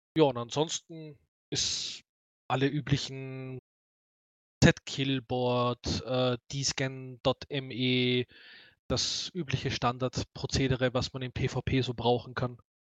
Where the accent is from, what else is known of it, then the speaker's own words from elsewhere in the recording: Austria; accent: Austrian dialect; mein österreichischer Dialekt ist nicht so herb